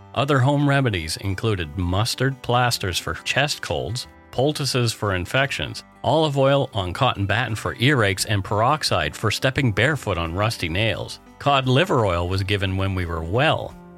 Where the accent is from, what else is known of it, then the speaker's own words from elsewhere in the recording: Canada; We are ordinary Canadian schmucks